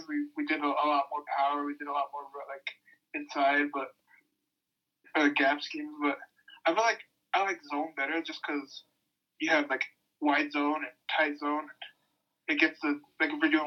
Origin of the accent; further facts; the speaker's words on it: Utah, United States; moved away as an adult; also born or lived in Hawaii; I was born and raised in Utah